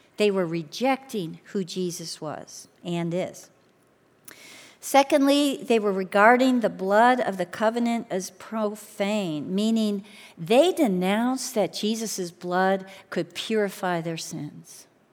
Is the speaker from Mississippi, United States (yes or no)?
no; Chicago, Illinois, United States; moved away; I grew up in Chicago